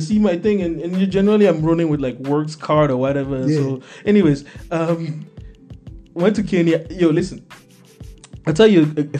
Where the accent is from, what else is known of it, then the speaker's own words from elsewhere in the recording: Togo; English is a second language; I live through Nigeria. You know, I come from Togo.